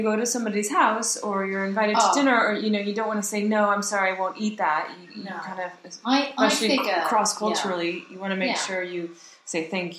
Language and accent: English; United States; Okay, so I'm American